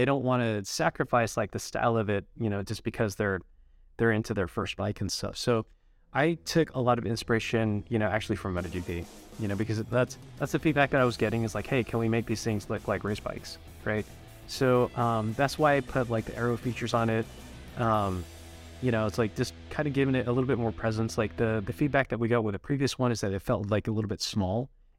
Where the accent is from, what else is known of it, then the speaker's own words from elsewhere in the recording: Utah, United States; my parents are Japanese. Even though I grew up in Utah, I still am, you know, really proud of my heritage and stuff.